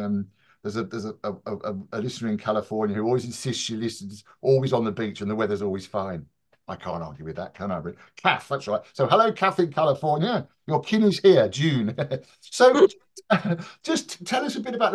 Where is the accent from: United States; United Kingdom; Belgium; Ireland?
United Kingdom; Birmingham, West Midlands; I grew up in Birmingham